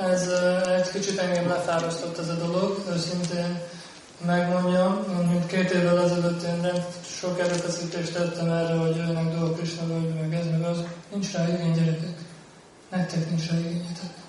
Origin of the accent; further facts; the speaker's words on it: Hungary; mi, mint magyar bakták